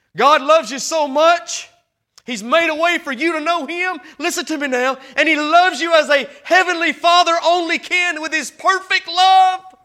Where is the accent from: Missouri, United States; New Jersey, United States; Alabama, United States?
Alabama, United States; Hamilton; I'm from Hamilton, Alabama. I live in Boar Tree Bottom.